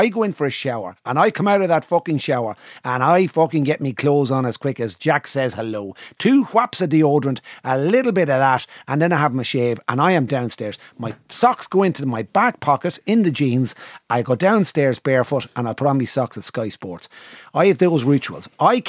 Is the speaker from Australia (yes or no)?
no; Ireland; As an Irishman